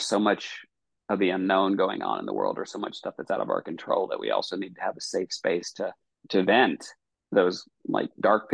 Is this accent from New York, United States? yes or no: no; Eastern Kentucky, United States; when I grew up in Eastern Kentucky